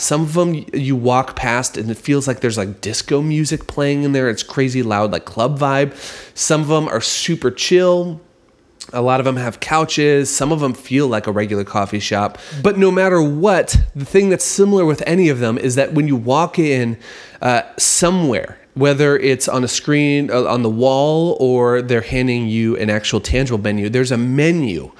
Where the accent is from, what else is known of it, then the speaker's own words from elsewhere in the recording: United States; As an American